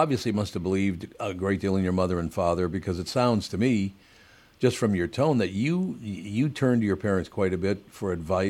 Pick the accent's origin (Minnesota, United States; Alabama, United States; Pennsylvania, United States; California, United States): Minnesota, United States; born there; it's not just because I was born in, Minnesota and I'm an American guy.